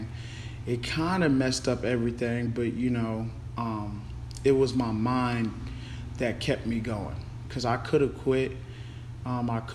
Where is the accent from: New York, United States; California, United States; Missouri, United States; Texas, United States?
Texas, United States; Denton; also born or lived in Carrollton, Texas / San Marcos, Texas; I was born in Carrollton, Texas, grew up in Den, Texas, went to Den Geyer